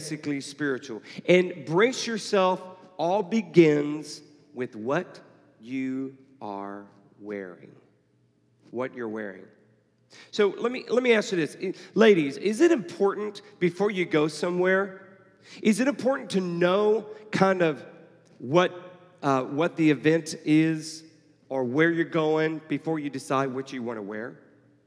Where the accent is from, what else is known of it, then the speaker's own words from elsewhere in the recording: Houston, Texas, United States; now in Atlanta, United States; I grew up in Houston